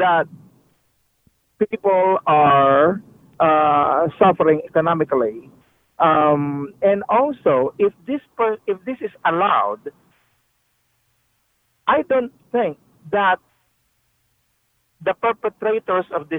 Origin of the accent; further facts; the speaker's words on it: Philippines; now in Huntsville, Texas, United States; I'm originally from the Philippines